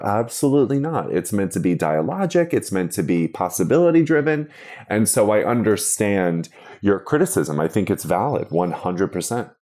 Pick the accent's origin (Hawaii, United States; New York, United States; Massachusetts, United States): New York, United States; Long Island; I'm from Long Island, nowhere else